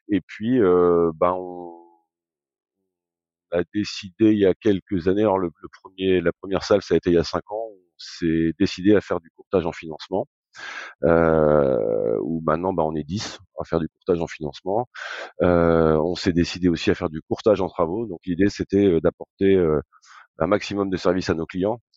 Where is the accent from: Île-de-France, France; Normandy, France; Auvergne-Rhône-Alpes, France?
Normandy, France; Granville; also born or lived in Paris; Je suis normand purbeur. Ah d'accord. Donc euh, donc euh, né à né à Granville, euh, voilà j'ai quitté un peu la région pour aller faire mes études à Paris